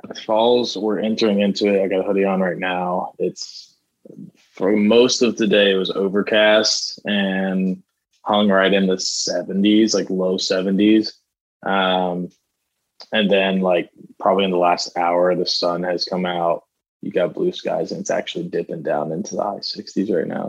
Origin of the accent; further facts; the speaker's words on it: Florida, United States; I grew up in Florida